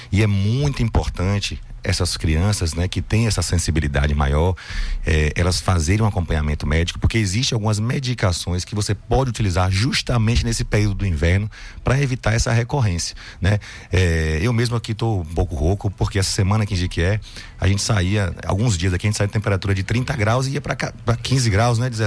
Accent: Salvador, Bahia, Brazil; born there; nasci em Salvador.

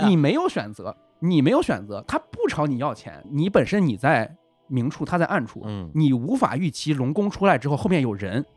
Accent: Hebei, China; 我们河北人是很不太愿意出去，来你们北京闯荡

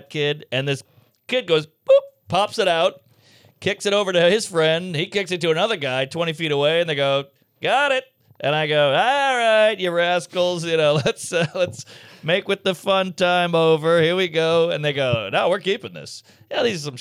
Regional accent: New Orleans, Louisiana, United States; I grew up in New Orleans, so there's a lot of French influence

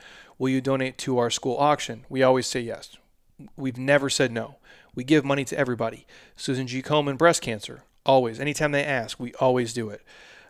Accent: Midwest, United States; I'm a dude from the Midwest who doesn't know shit about fashion.

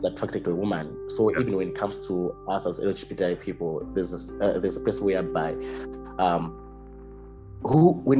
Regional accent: Malawi; I'm from Malawi.

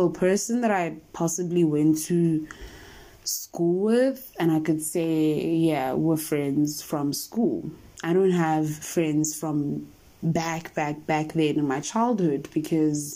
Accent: South Africa; we are South African

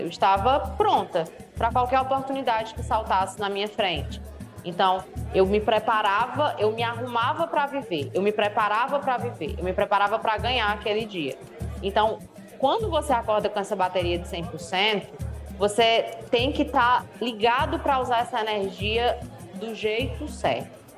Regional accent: Northeast Region, Brazil; accent: nordestino; eu sou mulher e eu sou nordestina, né? O meu sotaque chega antes que qualquer coisa que eu fale

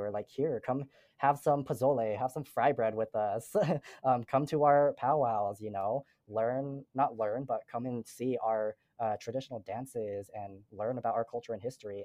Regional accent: Utah, United States; I never felt like I belonged here in Utah. I never felt like I belonged back home in Laos because they saw me again as like Asian diaspora. They, they saw me as an American because I, I was born here

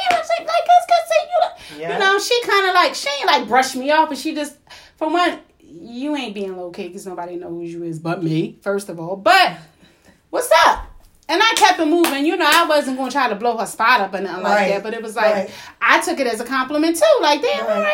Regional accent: Philadelphia, Pennsylvania, United States

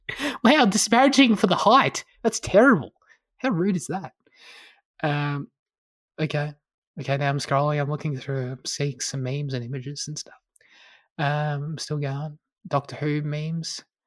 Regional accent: Australia; as an Australian

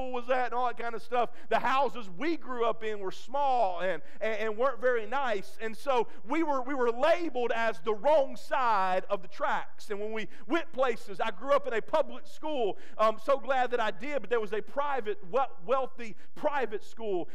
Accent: Crystal Springs, Mississippi, United States; I grew up in Crystal Springs, Mississippi, and we grew up in a parsonage beside our old church

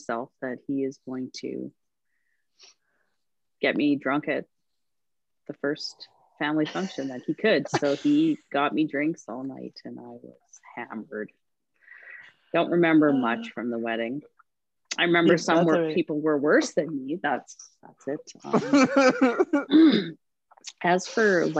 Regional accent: Calgary, Alberta, Canada; also born or lived in Humboldt, Saskatchewan / Terrace, British Columbia / Medicine Hat, Alberta; I was in a city, right? Like I grew up in Calgary.

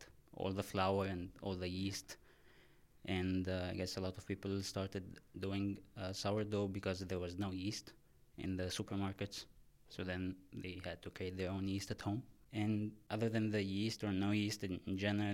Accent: Egypt; also born or lived in Haarlem, Netherlands / Amsterdam, Netherlands; now in Maastricht, Netherlands; I'm originally from Egypt. And now I live in Maastricht for work.

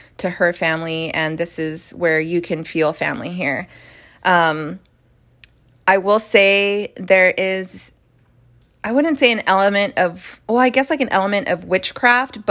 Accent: United States; as an American

